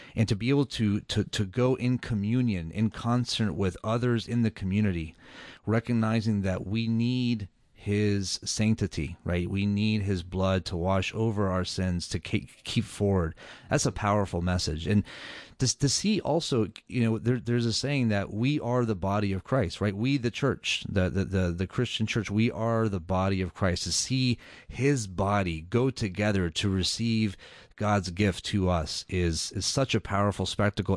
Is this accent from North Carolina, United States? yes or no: no; Atlanta, Georgia, United States; I was born and raised in Atlanta, Georgia